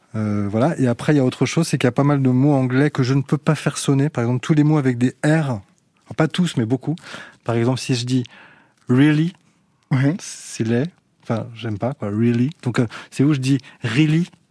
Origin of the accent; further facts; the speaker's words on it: France; intimement, je suis français